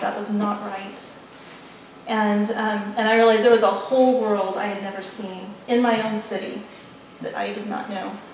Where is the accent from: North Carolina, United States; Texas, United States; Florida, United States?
Texas, United States; West; when I grew up in West Texas, it was a pretty egalitarian working class place. In my hometown, nobody had gone to college.